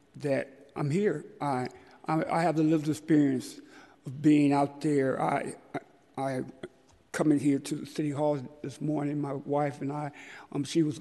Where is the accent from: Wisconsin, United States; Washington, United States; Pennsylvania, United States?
Washington, United States; Seattle; moved away as an adult; now in San Francisco, United States; I was born and raised in Seattle